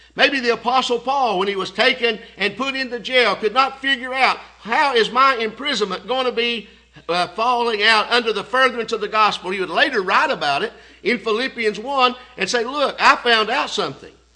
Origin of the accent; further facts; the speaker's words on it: Signal Mountain, Tennessee, United States; we grew up on Signal Mountain more as brothers than uncle, nephew